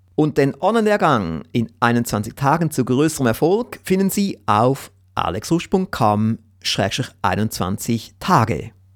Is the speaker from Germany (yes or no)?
no; Switzerland; vielleicht bin ich fast ein bisschen zu bescheiden als Schweizer